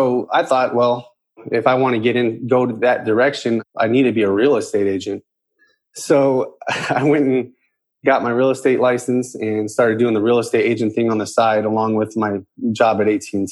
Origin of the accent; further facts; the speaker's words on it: San Antonio, Texas, United States; now in Houston, United States; I'm originally from San Antonio, Texas, born and raised